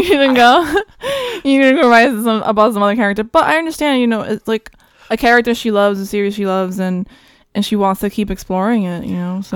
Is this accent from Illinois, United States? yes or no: no; New York, United States; also born or lived in Santo Domingo, Dominican Republic; I was, uh, raised here in New York